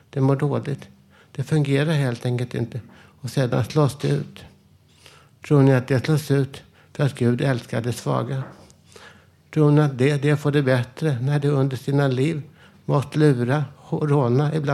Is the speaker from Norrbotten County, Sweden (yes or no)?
no; Vällingby, Stockholm County, Sweden; Vad säger jag då själv, som den jag är, den jag var, där jag växte upp i för, förorten Vällingby på 1960-talet?